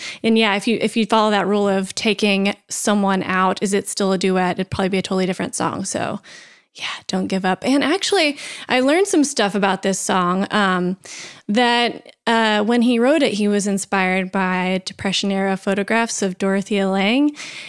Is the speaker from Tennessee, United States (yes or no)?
yes; Tennessee, United States; Because I'm from Tennessee